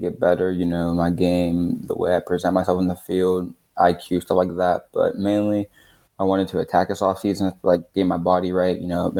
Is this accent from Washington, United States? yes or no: no; Philadelphia, Pennsylvania, United States; I'm kids from Philadelphia, so.